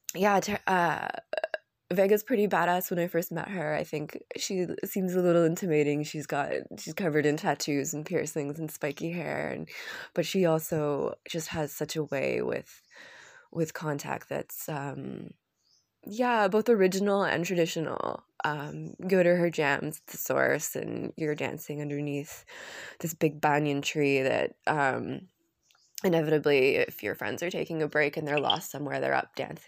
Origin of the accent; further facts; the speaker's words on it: Vancouver, British Columbia, Canada; moved away as an adult; also born or lived in Arambol, India / Ubud, Indonesia; driving around in Vancouver from my hometown